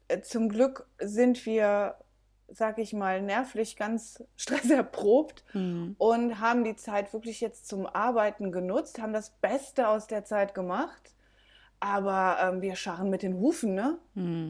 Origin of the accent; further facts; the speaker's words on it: Belgium; also born or lived in Germany; now in Mojácar, Spain; Ich bin in Deutschland geboren, in Belgien aufgewachsen, bin dann ein bisschen durch Europa gereist